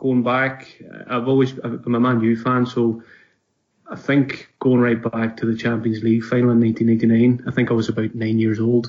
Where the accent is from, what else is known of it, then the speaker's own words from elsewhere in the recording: Donegal, Ulster, Ireland; moved away as an adult; now in Glasgow, United Kingdom; I'm from Donegal in Ireland, but I've been living in Glasgow now for the last just over 2 years now.